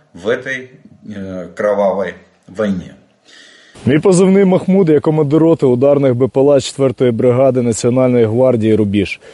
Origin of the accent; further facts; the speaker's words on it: Ukraine; мы из Украины